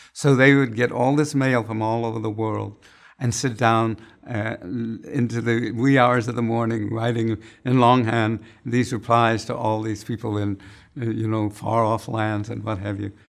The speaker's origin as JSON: {"language": "English", "town": "San Francisco", "region": "California", "country": "United States", "said": "I come from San Francisco"}